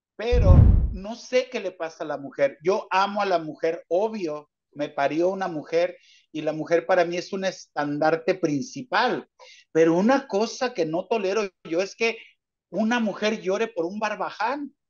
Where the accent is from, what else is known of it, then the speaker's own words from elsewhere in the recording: Mazatlán, Sinaloa, Mexico; now in Kansas, United States; Yo nací en Mazatlán, Sinaloa